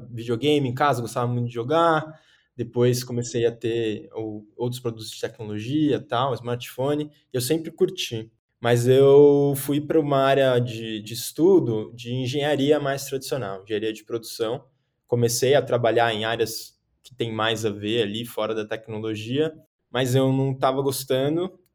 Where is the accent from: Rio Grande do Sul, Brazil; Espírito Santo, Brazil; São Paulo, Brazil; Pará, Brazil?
São Paulo, Brazil; Sou aqui de São Paulo, paulistano